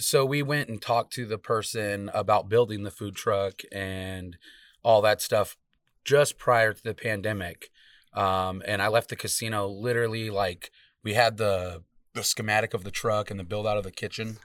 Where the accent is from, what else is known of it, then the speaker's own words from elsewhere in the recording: Salt River, Arizona, United States; I'm from Salt River.